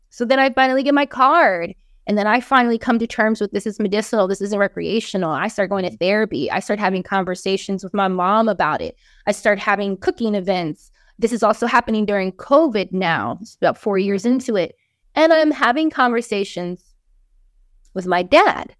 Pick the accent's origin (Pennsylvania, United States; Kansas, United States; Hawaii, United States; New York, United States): Hawaii, United States; moved away as an adult; also born or lived in California; now in Philadelphia, United States; I'm coming from Hawaii.